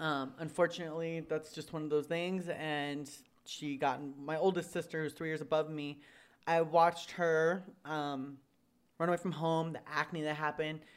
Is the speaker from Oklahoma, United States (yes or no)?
no; Riverside, California, United States; I'm from Riverside, California